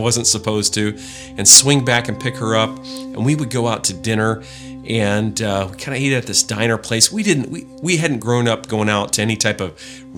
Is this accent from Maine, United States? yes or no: yes; Maine, United States; now in Southwest Washington, United States; Part of my life, I grew up in the Northeast and up in Maine.